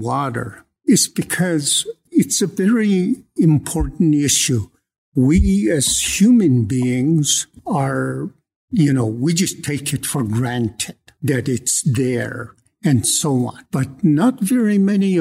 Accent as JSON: {"language": "English", "area": "Blood Indian Reserve", "region": "Alberta", "country": "Canada", "moved": "as an adult", "lives_now": "Lethbridge, Canada", "said": "I'm from the Blood Indian Reserve, but I've been here at the University of Lethbridge since 1975 as a professor"}